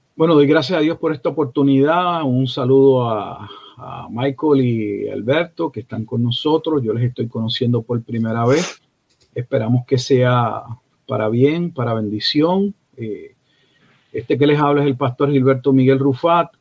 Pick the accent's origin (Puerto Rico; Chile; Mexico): Puerto Rico; now in Haltom City, United States; Soy natural de, de Puerto Rico